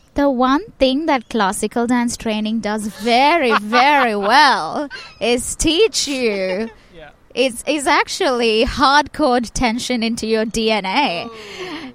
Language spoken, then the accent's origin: English; Chennai, Tamil Nadu, India; my hometown in Chennai